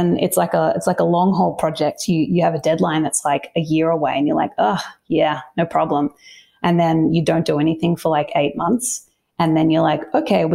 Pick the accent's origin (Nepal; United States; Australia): Australia; Melbourne, Victoria; moved away as an adult; now in Sydney, Australia; I grew up in Melbourne and spent a lot of time there. And now Sydney feels like home.